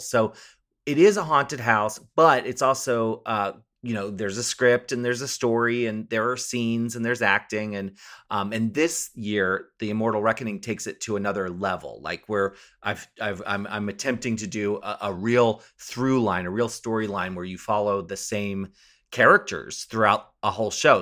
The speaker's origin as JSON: {"language": "English", "region": "Maryland", "country": "United States", "tie": "born or raised there", "said": "I grew up in Maryland"}